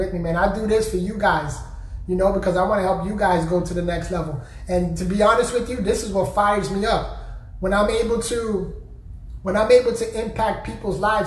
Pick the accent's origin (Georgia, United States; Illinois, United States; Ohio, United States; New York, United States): New York, United States; I'm from New York